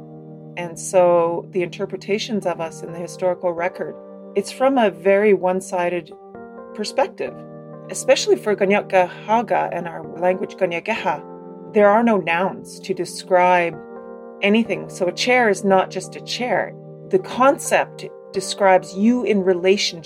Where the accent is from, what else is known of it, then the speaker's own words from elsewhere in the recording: Kahnawake, Quebec, Canada; now in Ottawa, Canada; I'm from Gahnawage, a territory outside of Montreal, Quebec.